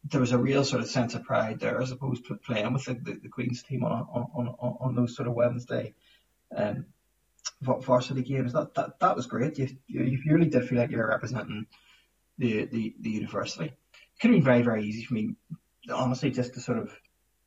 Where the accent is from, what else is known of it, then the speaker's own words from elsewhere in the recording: Belfast, Northern Ireland, United Kingdom; moved away as an adult; I grew up in Belfast